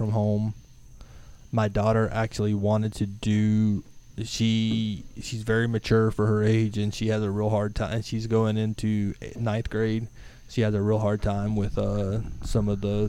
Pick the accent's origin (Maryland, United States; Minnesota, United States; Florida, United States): Florida, United States; Alachua County; accent: southern; also born or lived in Lake City, Florida / Gainesville, Florida; I'm from Florida. I was born and raised in for the most part, Alachua County